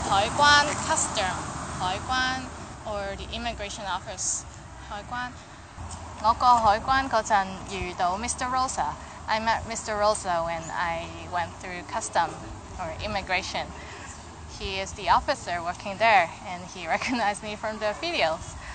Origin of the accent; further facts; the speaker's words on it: Canada; I'm Canadian. My nationality is Canadian.